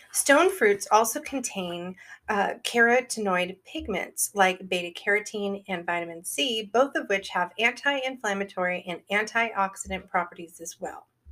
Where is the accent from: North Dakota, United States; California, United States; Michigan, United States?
California, United States; Northern; growing up in Northern California, literally in the town that I lived in, which is now a gigantic town of like 120,000 people